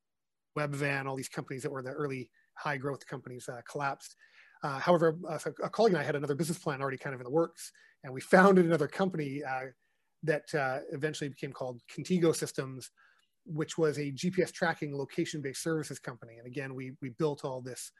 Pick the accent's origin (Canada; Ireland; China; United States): Canada; Vancouver, British Columbia; I'm actually born and raised in Vancouver